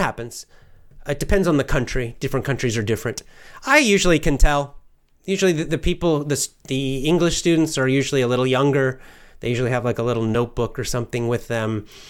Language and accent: English; United States; I'll just say America